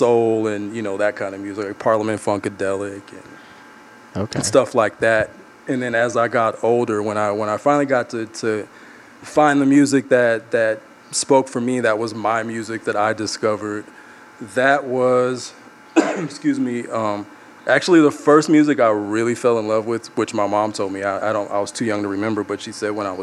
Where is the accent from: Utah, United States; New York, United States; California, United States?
California, United States; Los Angeles; I grew up in Los Angeles